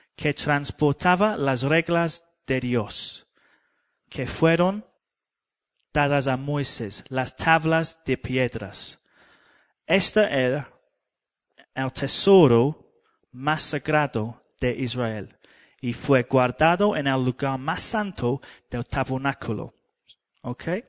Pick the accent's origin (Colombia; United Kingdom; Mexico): United Kingdom; England; Spanish is a second language; moved away; yo soy inglés